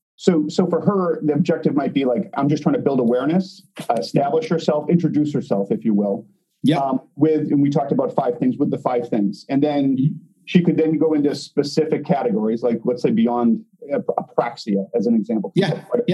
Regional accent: Boston, Massachusetts, United States; now in Chicago, United States; We're originally from Boston

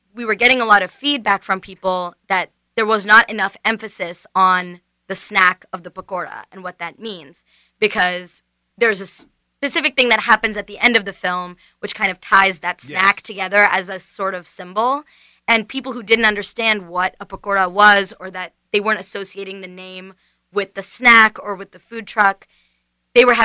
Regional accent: Johnstown, Pennsylvania, United States; moved away as an adult; also born or lived in Pittsburgh; I've not lived in Johnstown for like 4 or 5 years

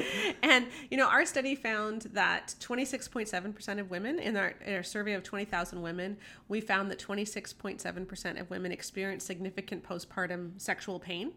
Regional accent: Canada; we're Canadian

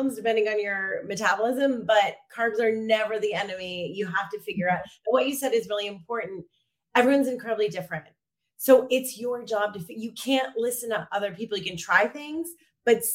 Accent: Maine, United States; moved away as an adult; also born or lived in New York / Los Angeles; now in Lisbon, Portugal; I grew up in Maine

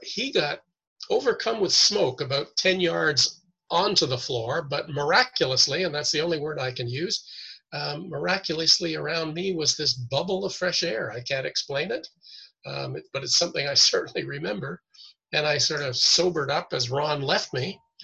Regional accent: Toronto, Ontario, Canada; moved away as an adult; also born or lived in New York City; I was born and raised in Toronto

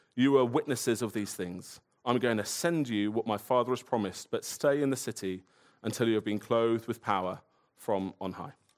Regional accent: Woking, South East England, United Kingdom; I grew up in Woking, which isn't paradise

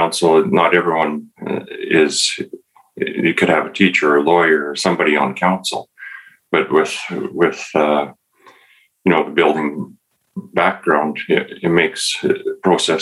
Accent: Camrose, Alberta, Canada; I grew up in Camrose, and after graduating high school, I ended up with a job that summer

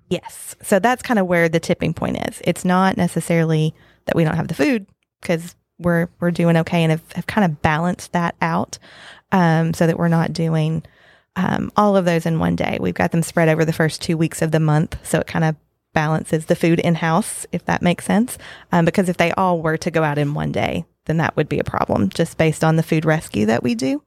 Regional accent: Western Kentucky, United States; moved away as an adult; also born or lived in Lexington, Kentucky; now in Scott County, Kentucky, United States; I grew up in Western Kentucky.

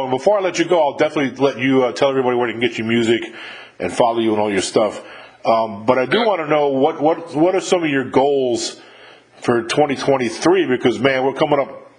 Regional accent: New York, United States; now in Mississippi, United States; I live in Mississippi, I'm from New York originally, but I've been down in Mississippi for like 22 years or something now

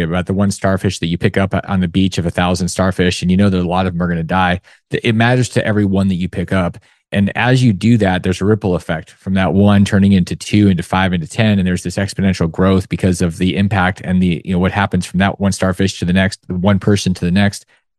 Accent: Alaska, United States; growing up in Alaska

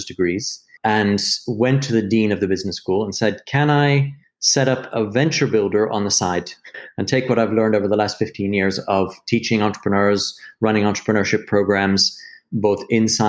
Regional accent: United States; moved away as an adult; also born or lived in London, United Kingdom; now in United Kingdom; I'm American, but I moved to London when I was 23

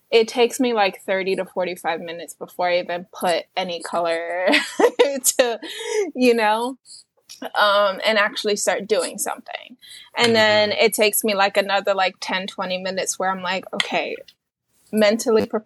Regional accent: New York City, New York, United States; And it's just like like I'm from New York City and and you can see the the street art in all kinds of places you can't even imagine.

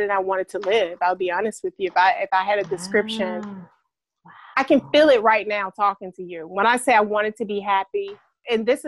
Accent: Alabama, United States; now in Atlanta, United States; I'm originally from Alabama, and I am a Southern girl at heart

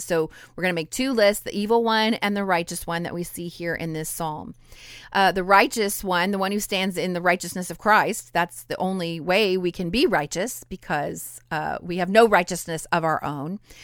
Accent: Idaho, United States; also born or lived in southern Louisiana; now in Louisiana, United States; I'm a Cajun girl living in southern Louisiana, but I was born and raised in Idaho.

